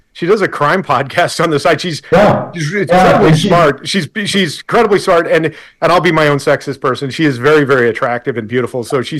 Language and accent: English; Colorado, United States; now in Monterey County, United States; when I grew up in Colorado